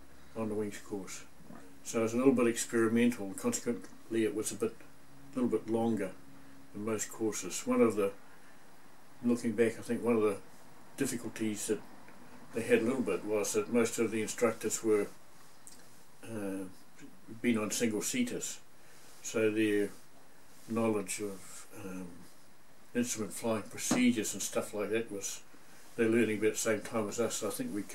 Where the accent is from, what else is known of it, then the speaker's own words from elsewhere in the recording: Whangarei, Northland, New Zealand; Born in Whangarei. Went to Whangarei Boys High and left school from there to join the Air Force